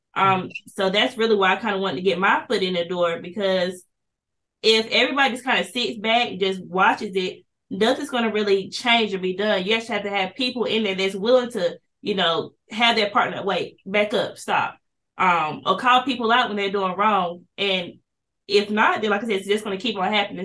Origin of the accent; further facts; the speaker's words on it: Kinston, North Carolina, United States; I'm also from Kinston, North Carolina, born and raised here